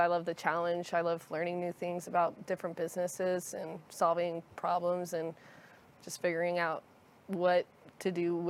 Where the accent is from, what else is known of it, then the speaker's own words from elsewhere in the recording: Richardson, Texas, United States; I grew up in Richardson.